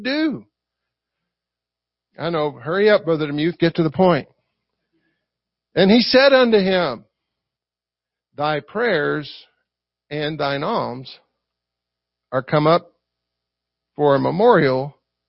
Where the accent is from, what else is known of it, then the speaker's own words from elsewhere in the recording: the South, United States; accent: Southern; I talk like I'm from the South